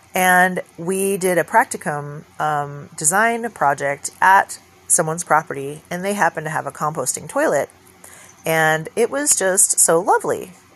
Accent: California, United States; moved away; also born or lived in Oregon; coming back to my home state

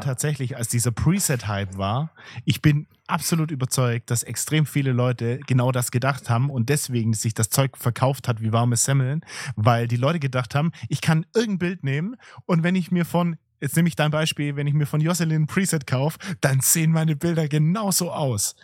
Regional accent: Swabia, Baden-Württemberg, Germany; accent: Swabian; mit meinem schwäbischen Akzent

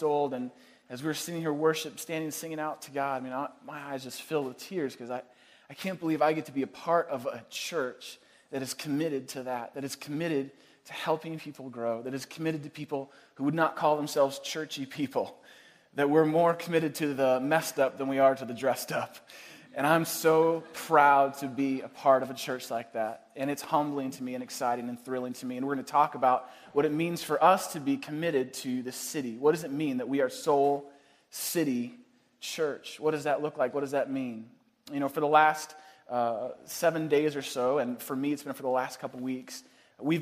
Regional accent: East Bay, outside San Francisco, California, United States; moved away as an adult; now in Chicago, United States; I grew up just outside of San Francisco in the East Bay

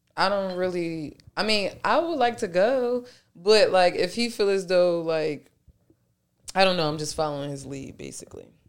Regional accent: Philadelphia, Pennsylvania, United States; I'm really from South Philly.

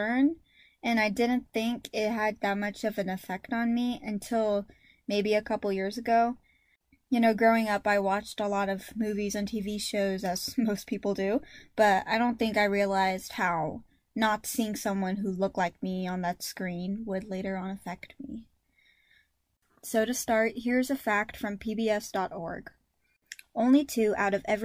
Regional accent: United States; Both of my parents are full Filipino, meaning I'm full Filipino, but I was raised here in America

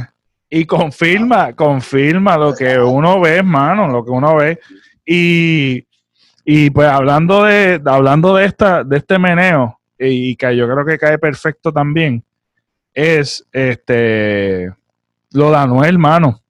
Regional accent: Puerto Rico; la burbuja que nosotros como puertorriqueños vivimos

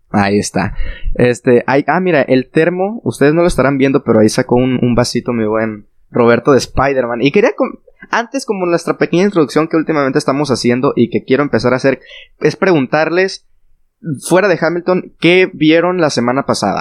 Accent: Mexico; los tres somos de México y los que vivimos por acá

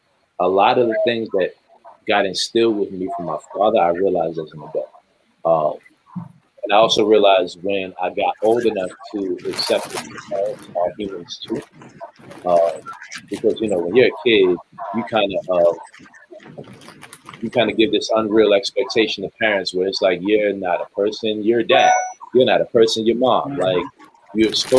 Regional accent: New York, United States; I'm from New York

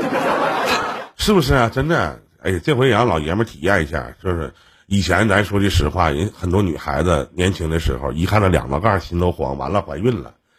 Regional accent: Shenyang, Liaoning, China; 我们沈阳这边

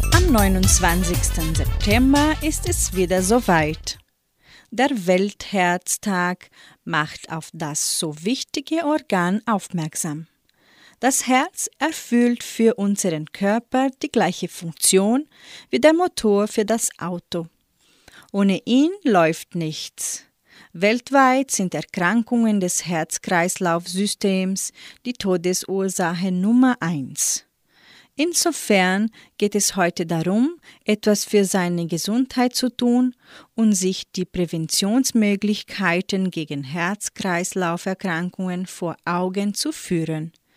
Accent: Entre Rios, Paraná, Brazil; Bei uns in Entre Rios

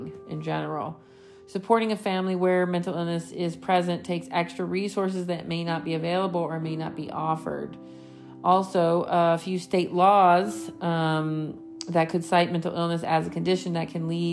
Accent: New York, United States; I grew up in New York

